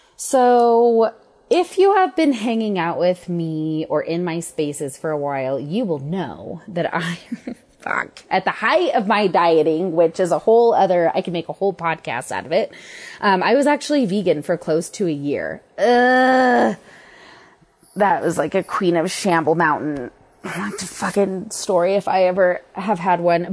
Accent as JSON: {"language": "English", "town": "Denver", "region": "Colorado", "country": "United States", "tie": "born or raised there", "said": "I'm from Denver. I've lived here on and off my entire life"}